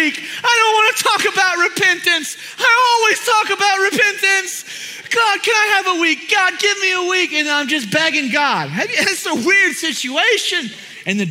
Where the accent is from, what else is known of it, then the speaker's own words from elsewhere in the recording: Houston, Texas, United States; I'm from Houston area